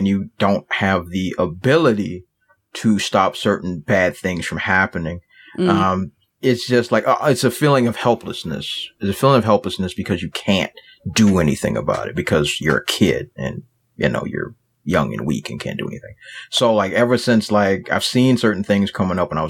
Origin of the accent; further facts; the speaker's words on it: Washington, District of Columbia, United States; accent: hybrid city Southern slang; I'm from Washington, D.C.